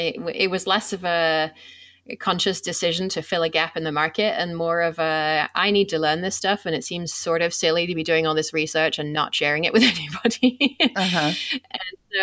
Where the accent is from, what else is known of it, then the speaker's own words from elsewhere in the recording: England, United Kingdom; moved away; I come from England